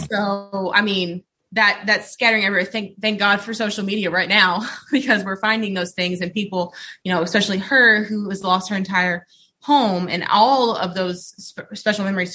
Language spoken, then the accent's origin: English; Mayfield, Kentucky, United States; now in Frankfort, United States; I'm from Mayfield, Kentucky